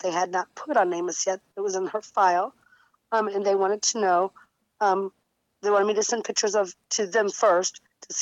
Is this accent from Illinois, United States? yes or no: yes; about 10 minutes from Granite City, Illinois, United States; Granite City, Illinois, which is about 10 minutes from my hometown